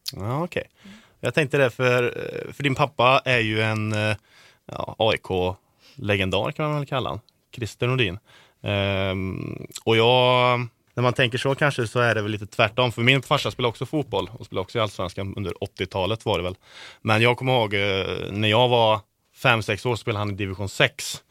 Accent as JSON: {"language": "Swedish", "town": "Karlstad", "region": "Värmland", "country": "Sweden", "said": "jag är från storstan Karlstad i, i Värmland"}